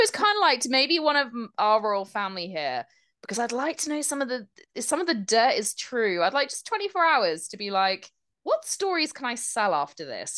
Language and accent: English; United Kingdom; As a British person